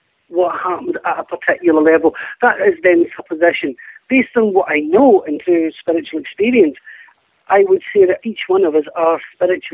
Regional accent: Glasgow, Scotland, United Kingdom; Being Scottish

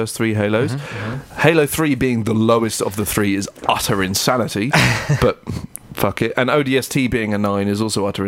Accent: United Kingdom; We're British

